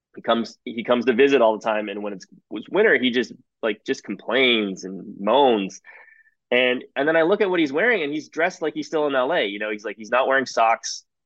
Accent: Toronto, Ontario, Canada; moved away as an adult; also born or lived in Singapore; now in New York, United States; I was born born just outside Toronto, um, in the suburbs, and uh, I grew up mostly there

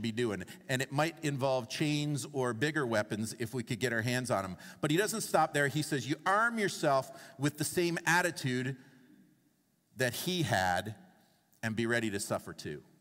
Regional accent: Toronto, Ontario, Canada; I grew up in Toronto in my teenage years, and I went to Northern Secondary School

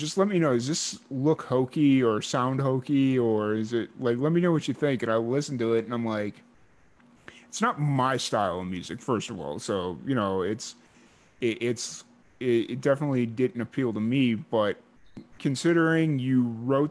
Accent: Chicago, Illinois, United States; I grew up in Chicago or south suburbs of Chicago

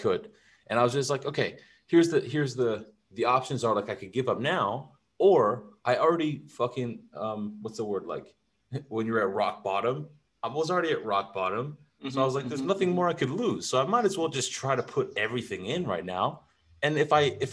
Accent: California, United States; moved away as an adult; also born or lived in Europe; now in Texas, United States; I grew up in California

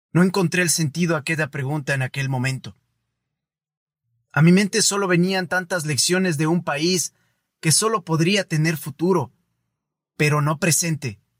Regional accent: Ecuador; Yo soy ecuatoriano y soy parte de este país.

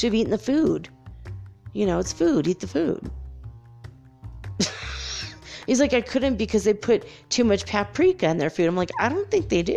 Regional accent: United States; me being American

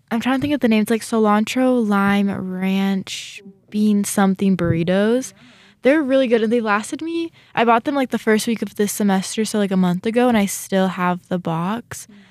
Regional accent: California, United States; now in Rexburg, United States; I'm from California

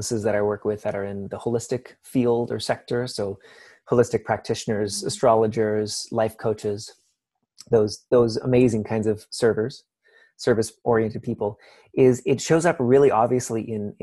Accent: Canada; I'm Canadian

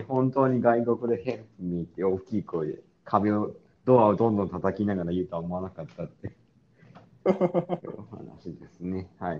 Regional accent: Sapporo, Hokkaido, Japan; moved away; 俺が札幌出身でよくしょっちゅう帰るので

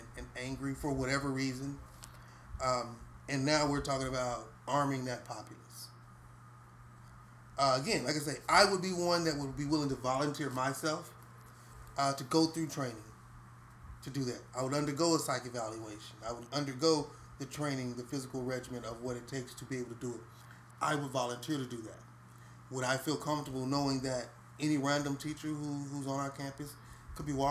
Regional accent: Houston, Texas, United States; I grew up in Cashmere Gardens. My neighborhood was pretty rough.

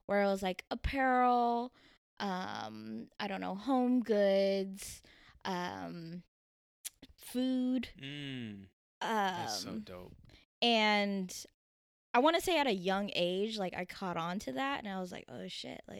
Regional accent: Tokyo, Japan; born there; I was born on Yokota Air Force Base in Japan, um, but I moved every three years um, to multiple military bases. So I don't really have like one set place

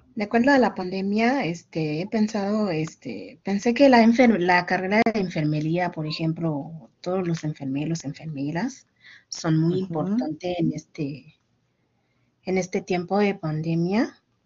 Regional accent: Haiti; now in Mexico; Soy de Haití

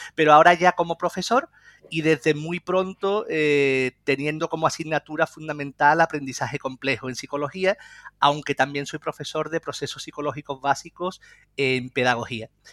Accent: Lebrija, Andalusia, Spain; yo soy de Lebrija, de un pueblo de la provincia de Sevilla

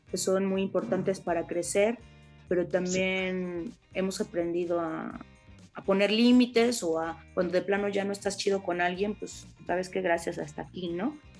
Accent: Mexico; con nuestra cultura mexicana

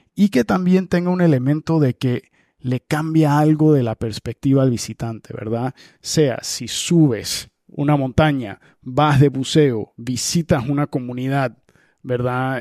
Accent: Panama; como panameño

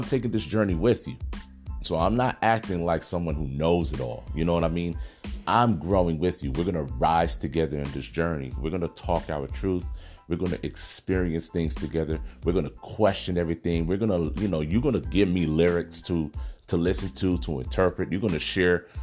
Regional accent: Los Angeles, California, United States; born and raised in South Central Los Angeles, you know, I've been here my whole life

